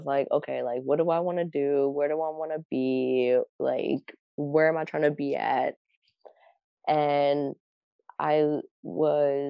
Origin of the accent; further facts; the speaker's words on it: Akron, Ohio, United States; moved away as an adult; also born or lived in Minnesota; now in Minneapolis, United States; So I'm from Akron.